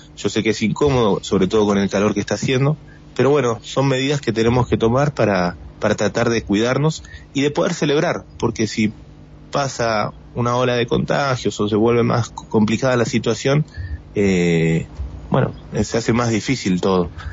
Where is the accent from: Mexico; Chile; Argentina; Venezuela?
Argentina; Buenos Aires; moved away as an adult; now in Las Ovejas, Argentina; somos porteños los dos